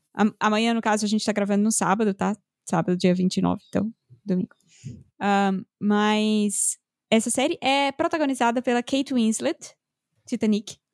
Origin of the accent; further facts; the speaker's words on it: Northeast Region, Brazil; now in São Paulo, Brazil; Como eu cresci comendo coentro, como boa nordestina.